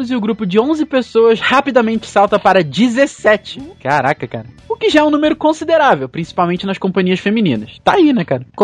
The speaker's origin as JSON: {"language": "Portuguese", "town": "Cachoeiro de Itapemirim", "region": "Espírito Santo", "country": "Brazil", "tie": "born or raised there", "said": "provenientes de outra cidade de qual importância conhecida por Cachoeiro de Itapemirim, minha terra natal."}